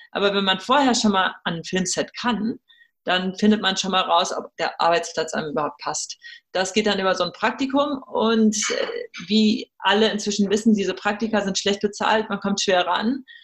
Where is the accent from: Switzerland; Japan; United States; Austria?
United States; German is a second language; moved away as an adult; now in Germany; Ich bin Amerikanerin. Für uns hat sich das irgendwann so entwickelt, dass wir gesagt haben, wir wollen unsere Kinder in Europa großziehen deshalb bin ich auch aus den äh, USA und aus Los Angeles wieder hierher zurückgekommen.